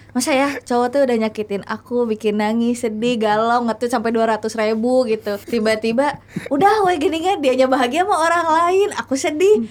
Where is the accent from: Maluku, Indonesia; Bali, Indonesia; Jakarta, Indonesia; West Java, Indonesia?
West Java, Indonesia; Tanjungsari; aku dari kecil hidup di desa ya. Dulu tuh aku tuh nggak suka hidup di sana kayak ih namun sih Tanjung Seri eh, orang kampung